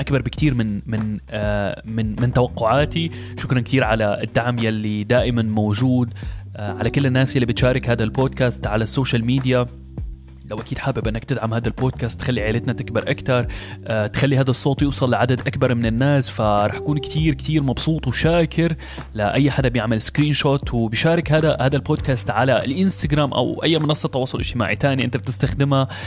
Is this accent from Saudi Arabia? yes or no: no; Syria; moved away as an adult; now in Germany; انتقلت من بلدي سوريا بسبب ظروف الحرب الموجودة هنيك